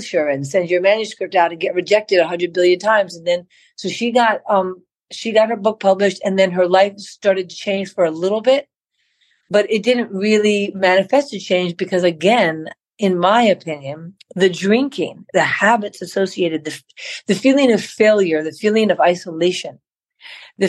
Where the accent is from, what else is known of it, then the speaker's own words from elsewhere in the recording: New York, United States; I grew up in Manhattan. I was born in New York, New York